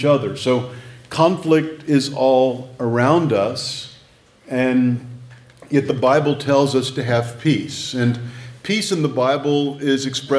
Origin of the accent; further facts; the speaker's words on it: Texas, United States; moved away as an adult; now in North Carolina, United States; I'm a Texan living in exile, and so I flash Whataburger stuff to indicate my loyalty more to my home state